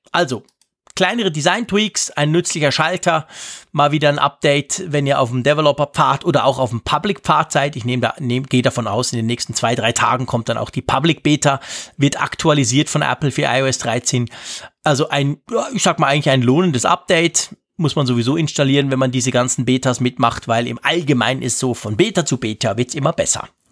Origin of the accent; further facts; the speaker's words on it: Switzerland; hier bei uns in der Schweiz